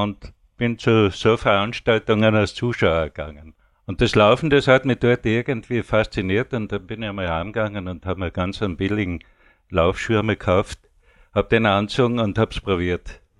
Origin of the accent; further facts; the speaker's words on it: Styria, Austria; moved away; Ich bin 58, bin ich von Steiermark nach Vorarlberg gekommen und habe da immer Arbeit angenommen